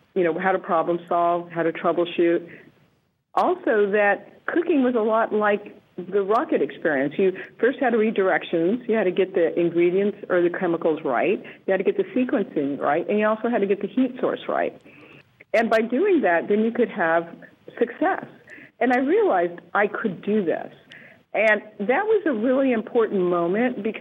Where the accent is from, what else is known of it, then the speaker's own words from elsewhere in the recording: Las Cruces, New Mexico, United States; also born or lived in South Dakota; I grew up in Las Cruces, New Mexico. I was born in South Dakota, but moved to Las Cruces when I was quite young.